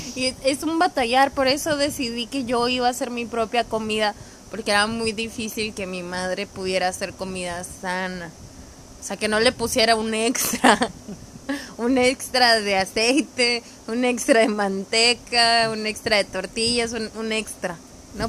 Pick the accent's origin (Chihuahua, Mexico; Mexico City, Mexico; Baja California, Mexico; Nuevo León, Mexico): Baja California, Mexico; Mexicali; Yo soy de Mexicali